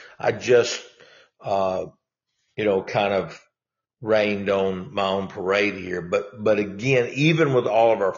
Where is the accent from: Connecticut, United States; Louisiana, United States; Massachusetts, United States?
Louisiana, United States; also born or lived in Texas; now in Arkansas, United States; I'm from Louisiana